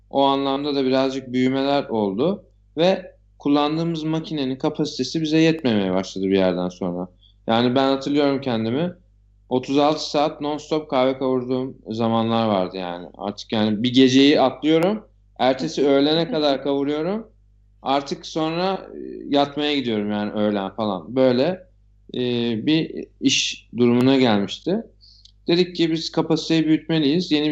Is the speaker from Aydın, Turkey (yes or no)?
no; Istanbul, Turkey; doğma büyüme Nişantaşı çocuğuyum.